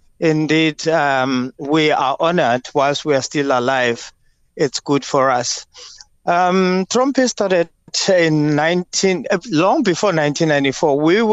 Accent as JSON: {"language": "English", "town": "Soweto", "region": "Gauteng", "country": "South Africa", "tie": "born or raised there", "said": "we grew up together in Meadowlands as sisters"}